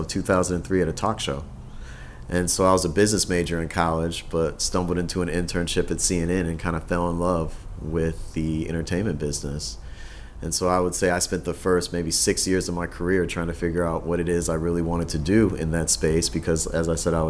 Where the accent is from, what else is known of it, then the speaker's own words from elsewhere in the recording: Minnesota, United States; also born or lived in Chicago; I grew up in Minnesota